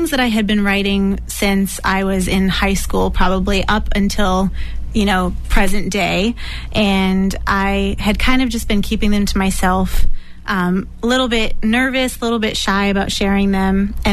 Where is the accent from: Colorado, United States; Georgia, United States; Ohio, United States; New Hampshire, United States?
New Hampshire, United States; now in Somerville, United States; I'm originally from New Hampshire, currently living in Somerville